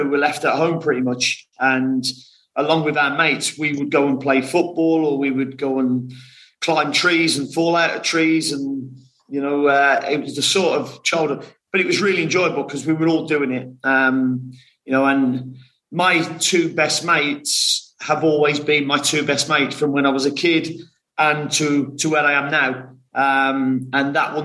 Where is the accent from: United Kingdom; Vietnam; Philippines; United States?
United Kingdom; West Bromwich, West Midlands; Only born in West Bromwich